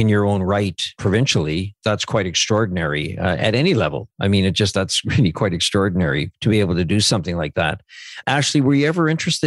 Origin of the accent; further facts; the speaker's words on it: Saskatchewan, Canada; I grew up in Punishai, Saskatchewan.